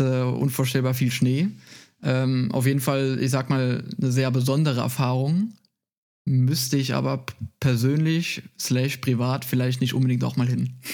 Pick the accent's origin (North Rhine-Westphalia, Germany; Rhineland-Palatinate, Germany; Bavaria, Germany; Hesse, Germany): Rhineland-Palatinate, Germany; Moselle area near Koblenz; moved away as an adult; now in Munich, Germany; ich komme aus, äh, aus, aus Rheinland-Pfalz von der Mosel, äh, also nicht so weit weg von, äh, von Koblenz